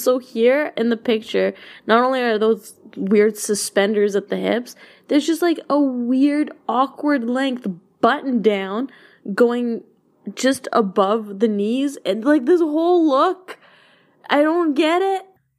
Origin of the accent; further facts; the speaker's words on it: Alberta, Canada; moved away; So this is an Alberta story. I know I'm away from my hometown, my home province now